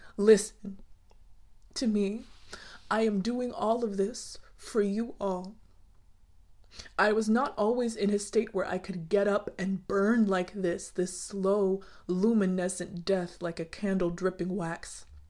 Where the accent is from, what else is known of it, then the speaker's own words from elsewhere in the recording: United States; I am Black American